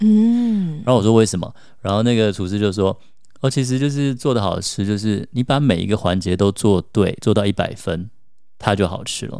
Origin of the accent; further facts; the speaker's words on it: Taiwan; 像我们在台湾长大的小孩